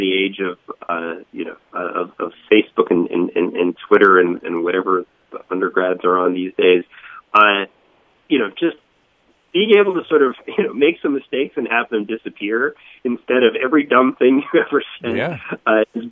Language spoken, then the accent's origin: English; Boca Raton, Florida, United States; moved away as an adult; also born or lived in Northeast United States; I grew up in Florida, in Boca Raton, went to school in Fort Lauderdale